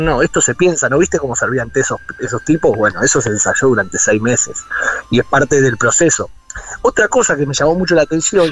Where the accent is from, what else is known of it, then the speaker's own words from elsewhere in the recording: Argentina; soy el cuarto argentino en entrar o el quinto argentino en entrar